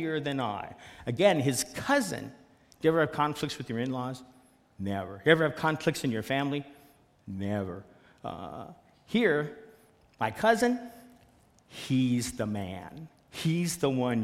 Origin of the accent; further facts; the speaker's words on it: Seattle, Washington, United States; I'm from Seattle